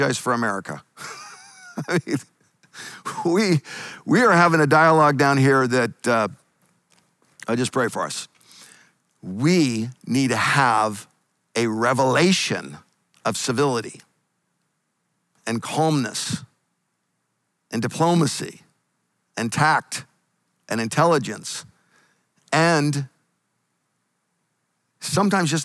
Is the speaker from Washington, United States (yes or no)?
yes; Eastern Washington State, United States; also born or lived in Northern California; now in California, United States; I grew up in Eastern Washington State